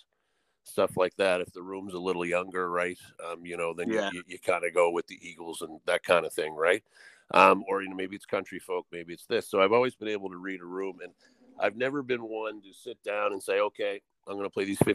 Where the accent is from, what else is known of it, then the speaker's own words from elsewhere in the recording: Atlantic Canada, Canada; I do a bunch of Maritimer stuff. I am an Atlantic Canadian